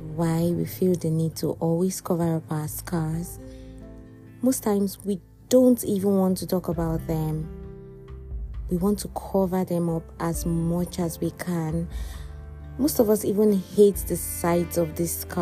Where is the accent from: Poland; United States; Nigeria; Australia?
Nigeria; now in Dubai, United Arab Emirates; I'm a Nigerian and I'm based here in the United Arab Emirates